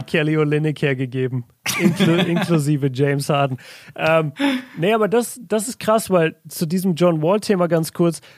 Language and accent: German; Southern Germany, Germany; bei uns in Süddeutschland